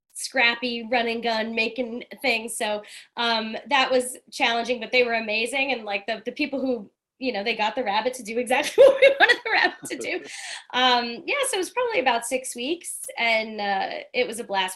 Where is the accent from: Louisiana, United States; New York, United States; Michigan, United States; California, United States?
New York, United States; New York City; I'm from Staten Island.